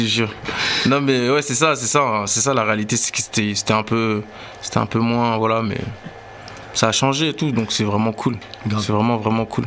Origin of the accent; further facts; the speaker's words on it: Sevran, Île-de-France, France; on vient de Sevran, c'était en 2011